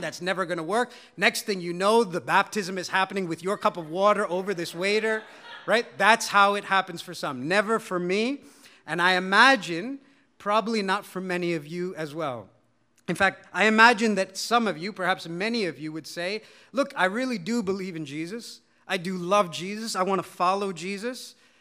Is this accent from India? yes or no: yes; India; as an Indian